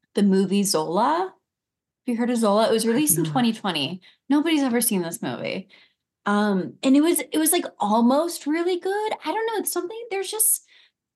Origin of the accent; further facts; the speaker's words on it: California, United States; now in Montana, United States; I am from California